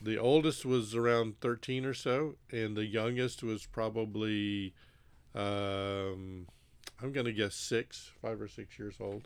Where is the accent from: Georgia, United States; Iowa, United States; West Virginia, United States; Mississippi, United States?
Mississippi, United States; also born or lived in Texas / Haiti; I originate from Mississippi.